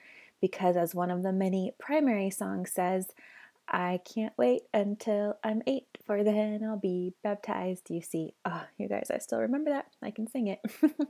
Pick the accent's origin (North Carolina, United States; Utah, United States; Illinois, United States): Utah, United States; Spanish Fork; I was born and raised in the Mormon Church in Spanish Fork, Utah, and was a devout member until I was 29.